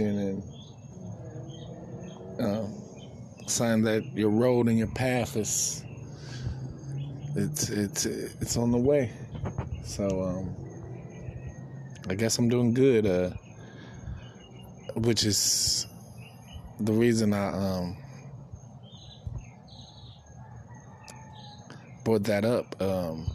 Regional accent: East Coast, Northeast, United States; also born or lived in Midwest / California; now in Florida, United States; the North East Coast, where I'm originally from. I was born in Midwest, raised in California / East Coast

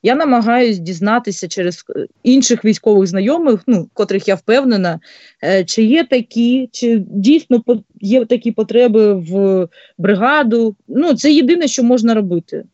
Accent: Bryanka, Luhansk Oblast, Ukraine; moved away as an adult; now in Kyiv Oblast, Ukraine; я з Луганської області, з міста Брянки. От вже більше п'яти років проживаю в Київській області

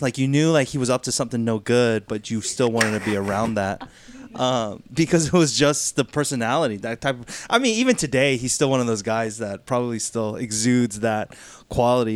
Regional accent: Duluth, Georgia, United States; born and raised in Duluth

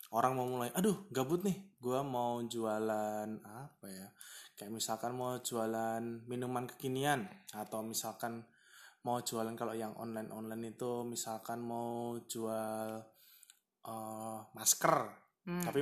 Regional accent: Surakarta, Central Java, Indonesia; accent: medok (Javanese); Ini memang medok sekali karena saya memang orang Solo.

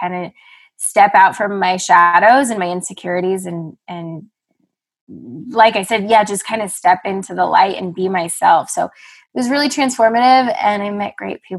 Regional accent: Evergreen, Colorado, United States; moved away as an adult; also born or lived in Los Angeles, California; now in Carbondale, United States; I grew up in Evergreen, Colorado

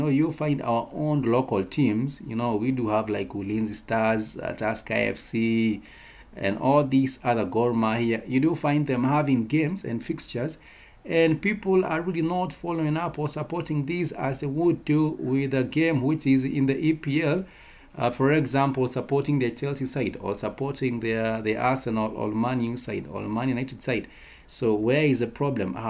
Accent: Kenya; as a Kenyan people

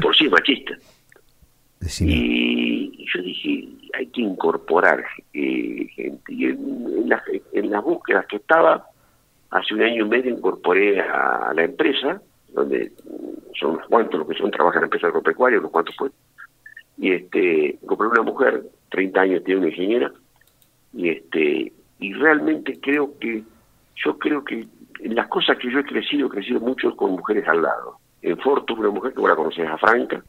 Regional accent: La Plata, Buenos Aires Province, Argentina; also born or lived in Saavedra, Buenos Aires Province; A los nueve años, ahí me, ya me vine con mis hermanos de La Plata y viajaba a Saavedra en los veranos. Así que hice todo el secundario, soy alumno de Don Bosco hice todo el colegio primario y secundario

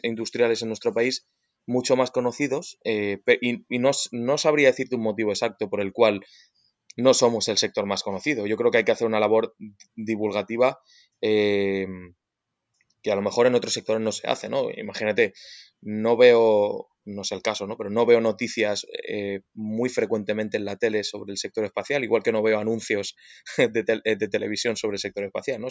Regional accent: Spain; nosotros como españoles

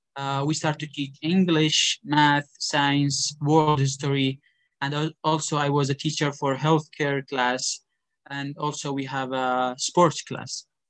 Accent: Iraq; moved away as an adult; also born or lived in Ukraine; now in Indonesia; I am from Iraq. I came from Iraq

